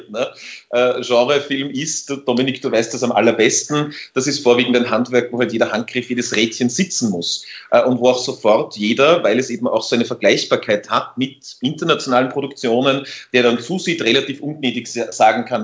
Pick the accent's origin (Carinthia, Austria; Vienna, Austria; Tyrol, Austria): Tyrol, Austria; ich bin selber Tiroler eigentlich